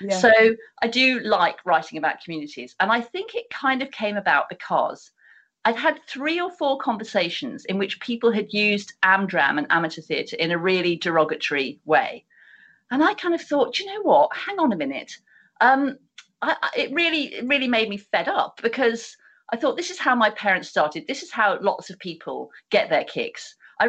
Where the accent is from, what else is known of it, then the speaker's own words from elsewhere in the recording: United Kingdom; how we as British people, because it's a very specific phenomena to this country.